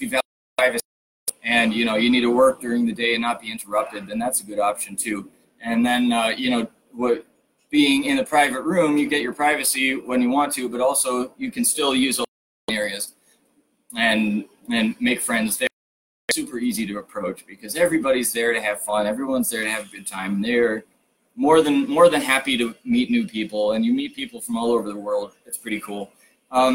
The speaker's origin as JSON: {"language": "English", "country": "United States", "said": "as an American"}